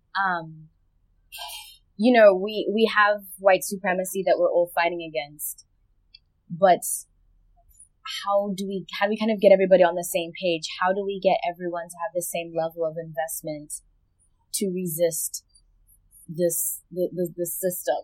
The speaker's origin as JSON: {"language": "English", "country": "United States", "tie": "born or raised there", "said": "I grew up in the United States"}